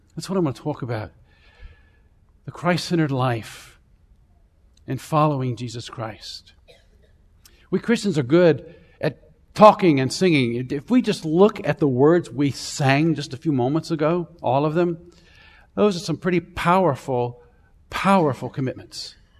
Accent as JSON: {"language": "English", "region": "Central Florida", "country": "United States", "tie": "born or raised there", "said": "I grew up in Florida, actually. And, um, uh, Central Florida, somewhere between Tampa and Orlando"}